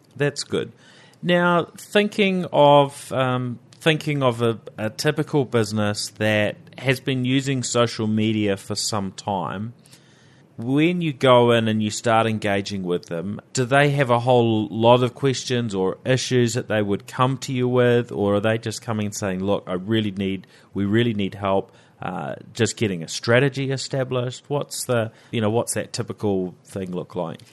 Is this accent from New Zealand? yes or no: yes; New Zealand; accent: Kiwi; around the world, the Kiwis, well, there's not so many of us, right?